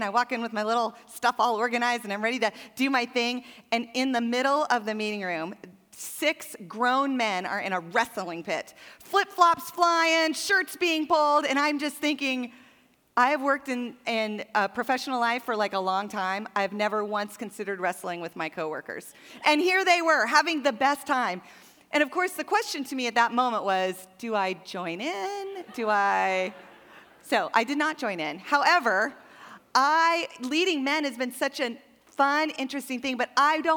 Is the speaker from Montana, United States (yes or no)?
yes; Montana, United States; I grew up in Montana, which is like 20 years behind the rest of the world